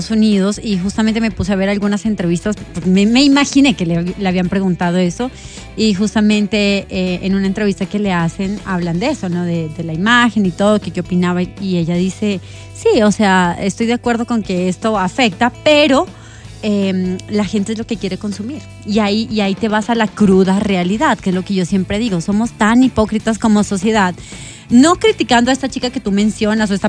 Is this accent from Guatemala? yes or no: no; Colombia; como colombianos